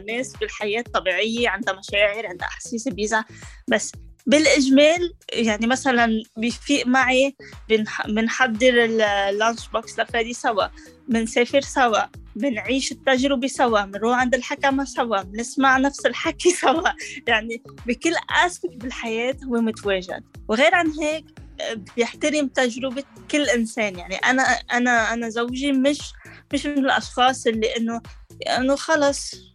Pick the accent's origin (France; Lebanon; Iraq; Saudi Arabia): Lebanon; moved away as an adult; now in Canada; أنا لبنانية